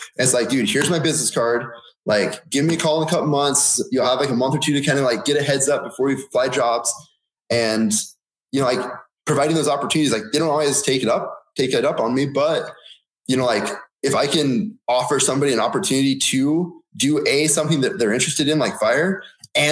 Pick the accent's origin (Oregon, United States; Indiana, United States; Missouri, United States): Oregon, United States; moved away as an adult; also born or lived in Southern California; growing up in Oregon